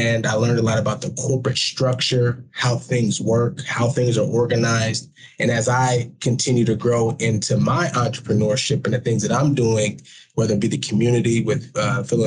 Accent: Bay Area, California, United States; I grew up in the Bay Area

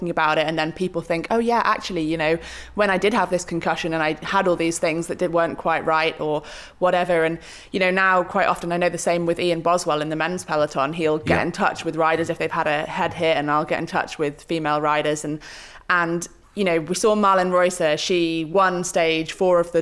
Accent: Malvern, West Midlands, United Kingdom; moved away; also born or lived in Sheffield; I did grow up in Malvern

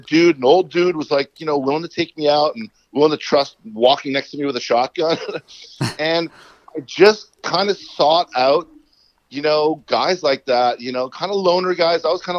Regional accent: Connecticut, United States; moved away as an adult; also born or lived in Gaspé Peninsula, Quebec, Canada / New Hampshire; now in Quebec, Canada; I was born in Connecticut, and every single summer of my life since I was born, I'd be coming back up to the Gaspé for 2 or 3 months.

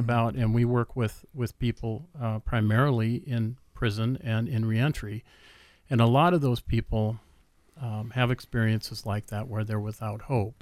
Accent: Minneapolis, Minnesota, United States; I grew up in the Twin Cities

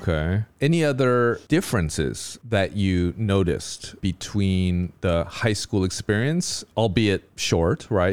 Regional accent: United States; As an American

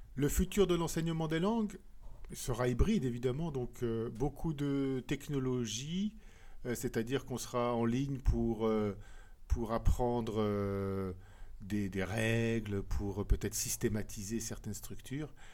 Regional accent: France; moved away as an adult; also born or lived in Japan / Scotland / England; now in Brussels, Belgium; je suis français, mais j'habite en Belgique, à Bruxelles.

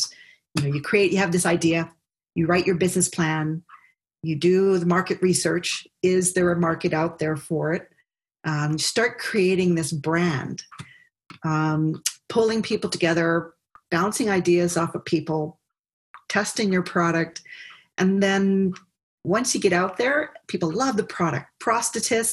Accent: Hawaii, United States; moved away as an adult; also born or lived in Nova Scotia; now in Ottawa, Canada; growing up in Hawaii

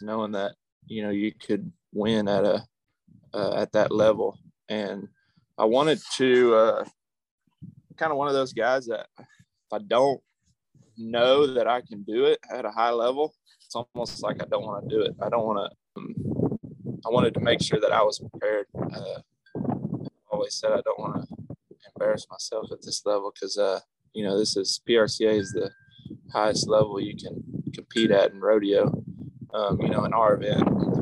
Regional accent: Yorktown, Texas, United States; I grew up in Yorktown, Texas, which is down about 45 minutes south of Victoria

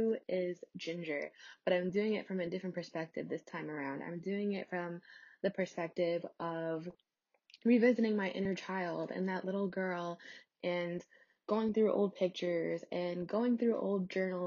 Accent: New York, United States; I'm from New York

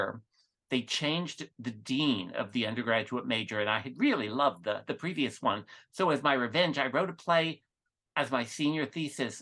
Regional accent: New Jersey suburbs, United States; I grew up just in the New Jersey suburbs

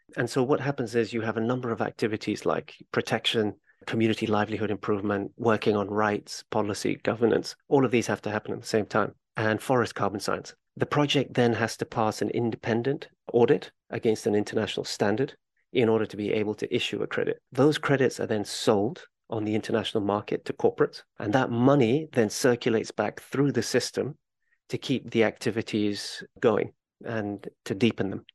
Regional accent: Kenya; I'm originally from Kenya, and as a child, my mother would take me on trips to Kenyan national parks

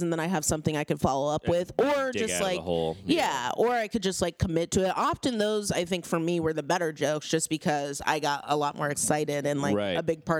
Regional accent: Pasadena, California, United States; I grew up right off of North Arroyo by the Rose Bowl

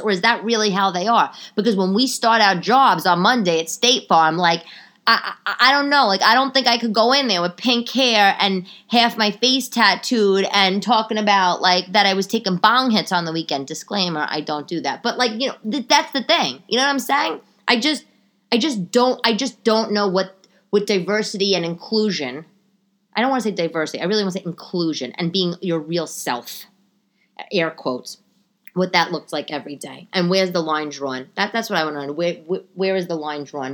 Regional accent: New York City, New York, United States; I grew up in New York

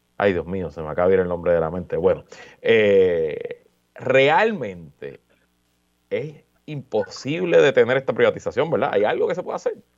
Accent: Puerto Rico; yo como boricua

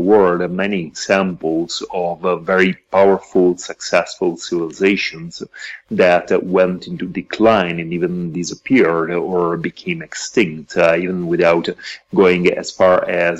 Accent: Italy; moved away as an adult; now in Mexico; I'm originally from Italy, but I've been living and working in Mexico for the past 7 years

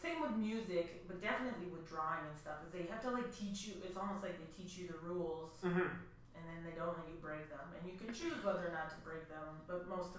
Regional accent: Welland, Ontario, Canada; We're from Welland.

